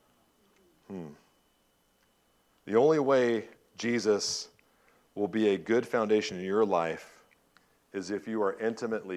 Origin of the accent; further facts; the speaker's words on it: Southern California, United States; I grew up in Southern California